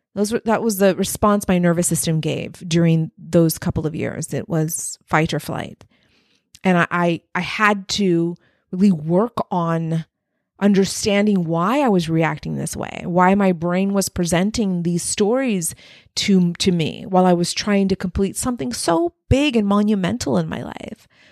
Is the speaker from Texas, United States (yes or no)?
yes; Texas-Mexican border, United States; I had one foot in Mexico, one foot in the U S along the Texas-Mexican border